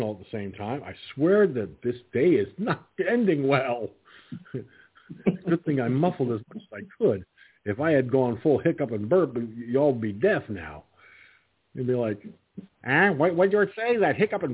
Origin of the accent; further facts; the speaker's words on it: 89 miles north of New York City, United States; I'm a New York guy from up further north, like 89 miles away from New York City.